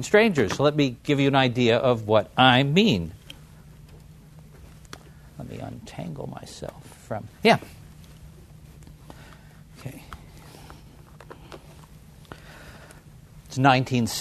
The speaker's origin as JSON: {"language": "English", "town": "San Francisco", "region": "California", "country": "United States", "tie": "born or raised there", "said": "my hometown of San Francisco"}